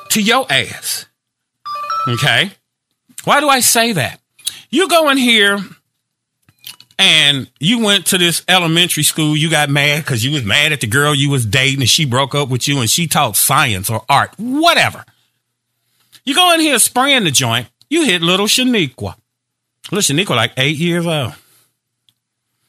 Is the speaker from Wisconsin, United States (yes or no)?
no; Gary, Indiana, United States; I'm from Gary, Indiana.